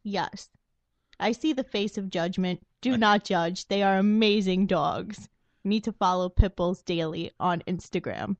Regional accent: New York City, New York, United States; also born or lived in Staten Island, New York; I grew up in Brooklyn, New York, all of my life until about two years ago when I decided to move to Staten Island

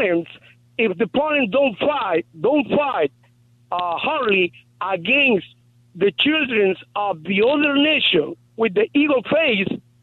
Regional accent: Guatemala; moved away; I'm from Guatemala

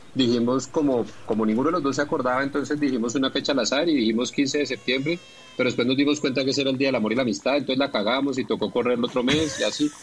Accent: Bogotá, Colombia; yo en realidad nací en Bogotá y siempre fui bogotano

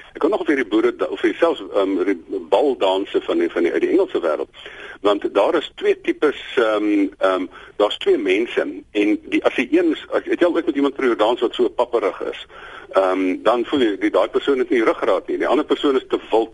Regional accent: South Africa; ons as Suid-Afrikaners

